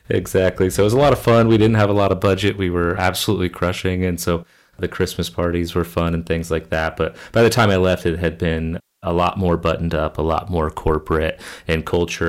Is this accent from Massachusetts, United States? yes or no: no; Kansas, United States; moved away; my home state of Kansas